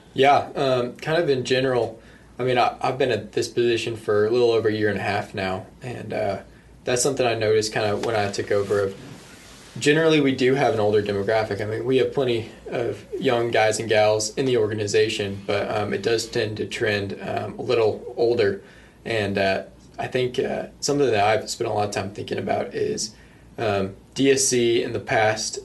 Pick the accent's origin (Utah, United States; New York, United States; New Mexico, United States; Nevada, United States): New Mexico, United States; I grew up in New Mexico